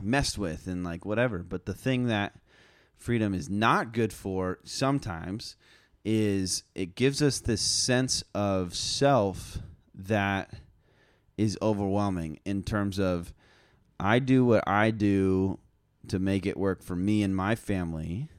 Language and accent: English; United States; as Americans, especially as American Christians